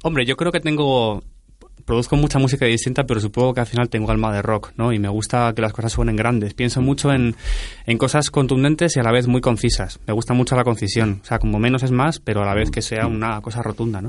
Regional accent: Cortelazor, Andalusia, Spain; mi pueblo

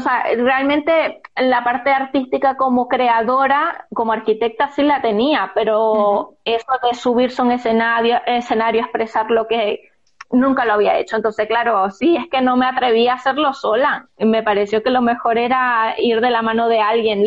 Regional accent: Zulia, Venezuela; moved away as an adult; now in Spain; en mi región, donde, de donde yo soy, el Zulia

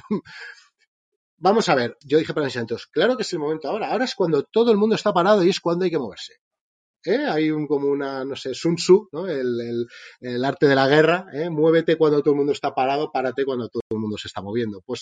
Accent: Spain; como bien dices, vengo de España, os, escucho mucho, siempre invitas a emprendedores de ahí de Latinoamérica

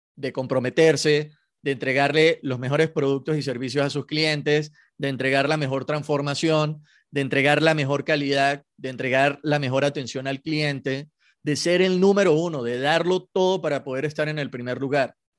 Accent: Venezuela; soy venezolano y, en Venezuela se juega mucho béisbol

